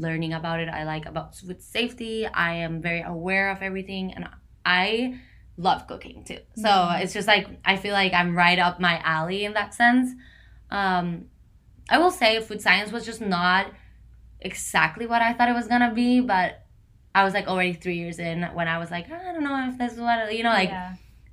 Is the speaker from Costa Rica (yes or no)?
yes; San José, Costa Rica; first language Spanish; English is a second language; moved away as an adult; also born or lived in North Carolina, United States; now in New York City, United States; I grew up in San Jose, Costa Rica, which is in Central America, not an island.